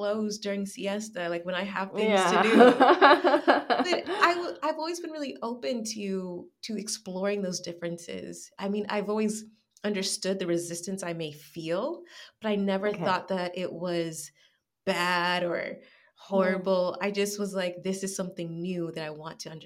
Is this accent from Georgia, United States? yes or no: yes; Atlanta, Georgia, United States; accent: American; moved away as an adult; also born or lived in La Rioja, Spain; now in Spain; I'm from Atlanta